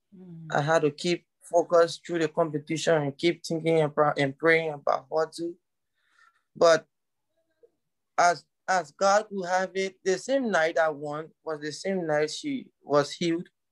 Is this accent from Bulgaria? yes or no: no; Liberia; I told him I was from Liberia